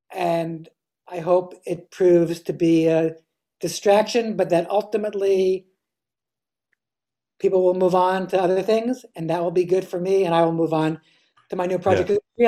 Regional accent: East Coast, United States; whereas I grew up on the East Coast

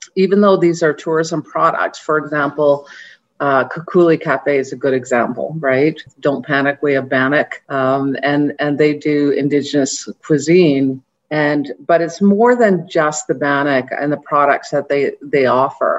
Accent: Osoyoos, British Columbia, Canada; I am from the Sioux Nation. I live in Osuyus, I'm an Osuyus Indian band member

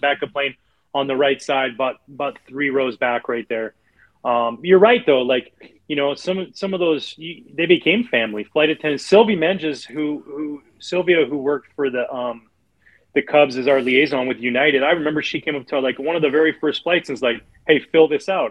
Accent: outside of Vancouver, British Columbia, Canada; moved away; I grew up outside of Vancouver, British Columbia

